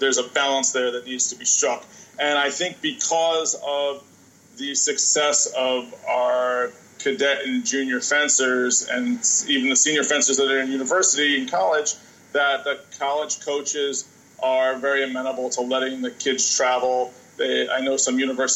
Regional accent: New Jersey, United States; I'm originally from New Jersey

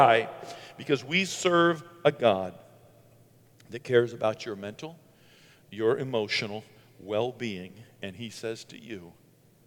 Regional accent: Bangor, Maine, United States; moved away; my hometown in Bangor

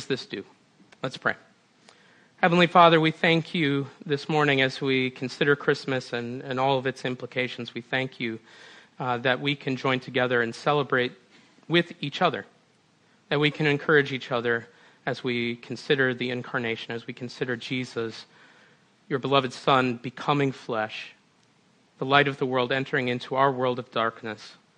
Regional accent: Minnesota, United States; now in Western New York, United States; I grew up in Minnesota. Sometimes that comes out in the way I pronounce my O's

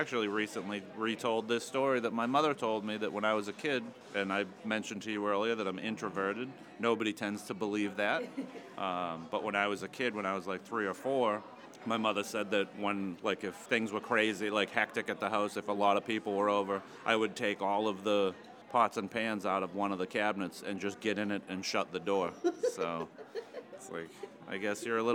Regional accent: Wilmington, United States; also born or lived in Wakefield; I grew up in Wilmington

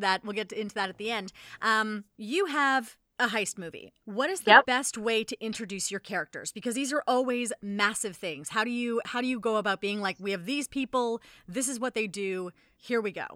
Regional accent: Canada; we're Canadian

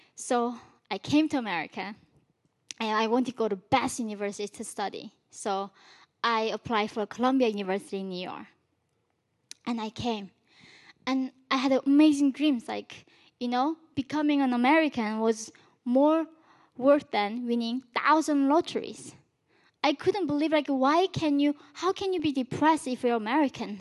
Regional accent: North Korea; now in United States; When I was born in North Korea, we did not even have the word for love or freedom

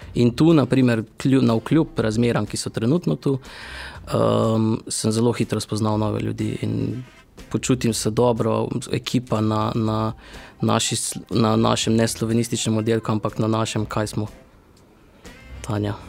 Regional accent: Styria, near Velenje, Savinja, Slovenia; also born or lived in Ljubljana / Celje; Jaz sem čisto krvni Slovenčan, mhm. torej Štajerska. Mari Borčani bi rekli, da nismo pravi Štajerci, ampak mi pravimo, da smo Štajerci. Blizu, v bistvu smo blizu Veljenja.

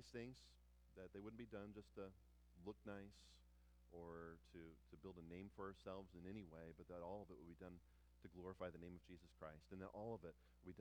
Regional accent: United States; We're Americans

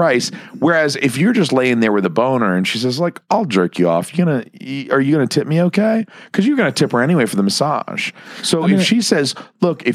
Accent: the South, United States; We are born in the South

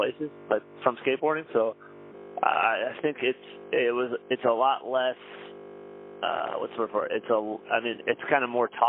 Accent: Grand Rapids, Michigan, United States; moved away as an adult; now in New York, United States; from Michigan. I'm from Grand Rapids, Michigan. I moved to New York to get better at the open microphones

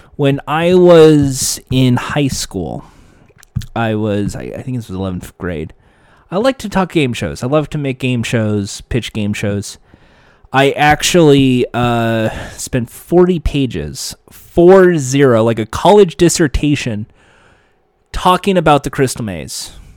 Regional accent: United States; my home country, the United States

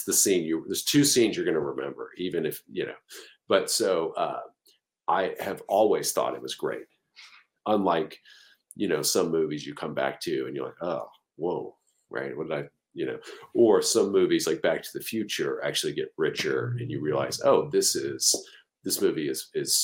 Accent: Pensacola, Florida, United States; the city I grew up in Pensacola, Florida

